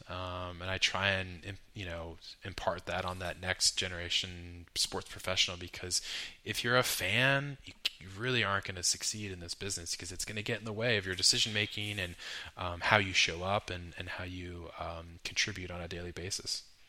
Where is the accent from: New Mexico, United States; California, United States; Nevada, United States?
California, United States; Carmel; also born or lived in New York; I grew up in Pebble Beach, Carmel area of Central Coast, Ma, uh, Carmel or California